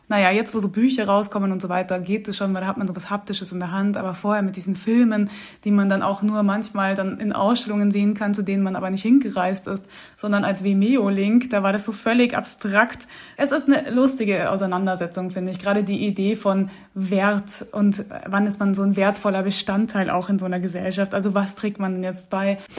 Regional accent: Austria; also born or lived in Munich; Ja, ich bin auf jeden Fall auch sehr österreichisch sozialisiert worden

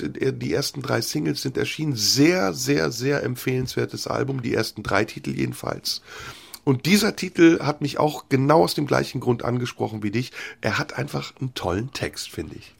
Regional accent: Germany; als wir als Kinder in Deutschland aufgewachsen sind

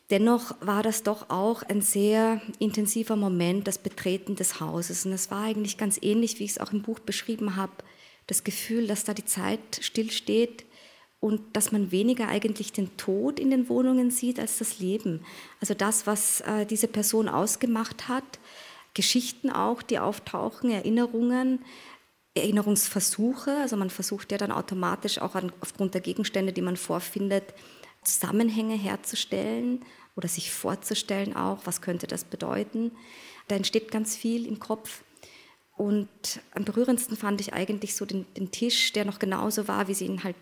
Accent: Austria; Also ich bin so, wie ich jetzt hier vor Ihnen sitze, sowohl Österreicherin als auch Japanerin

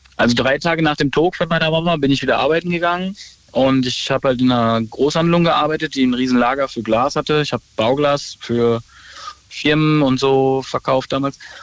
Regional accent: Ruhr area, North Rhine-Westphalia, Germany; ich komme aus dem Ruhrpott

